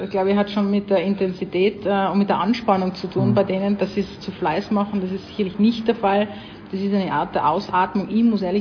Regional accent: Tyrol, Austria; Wie man, wie man bei uns in Tirol sagt.

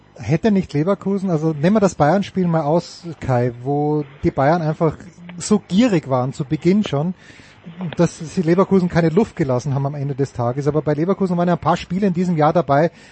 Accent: Austria; sind wir Österreicher

